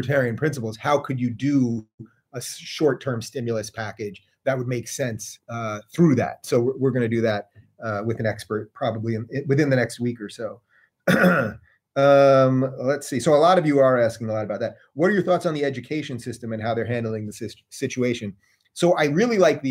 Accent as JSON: {"language": "English", "region": "New York", "country": "United States", "said": "I'm a New Yorker."}